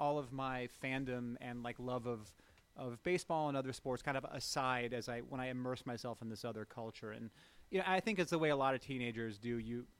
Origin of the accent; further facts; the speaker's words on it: Bremerton, Washington, United States; Well, I grew up in Bremerton, Washington, across the water. And my dad was in the Navy and they moved out here in the mid-70s and kind of decided that they were going to stay.